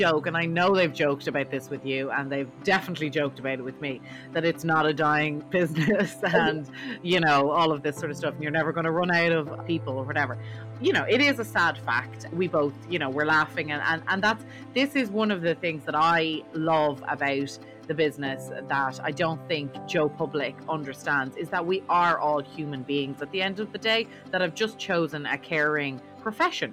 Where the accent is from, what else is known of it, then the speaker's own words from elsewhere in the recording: Dublin, Leinster, Ireland; I'm from Dublin in Ireland, which is very different